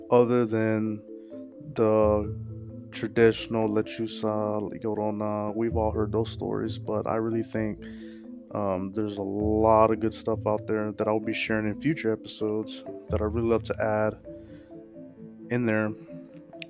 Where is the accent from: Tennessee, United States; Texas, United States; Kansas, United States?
Texas, United States; I am from Texas